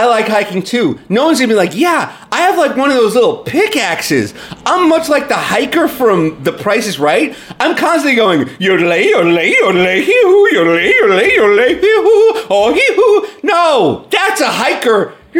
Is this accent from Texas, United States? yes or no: no; New York, United States; Oh, I'm originally from New York, you know, but I'm from the country.